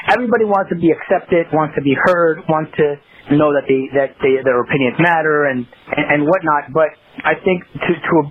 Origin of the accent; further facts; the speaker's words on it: Los Angeles, California, United States; I grew up in South Central Los Angeles, right? I grew up in that environment, and I love that environment. You know, it, you know, obviously that's where I grew up, and I'm very proud to say that.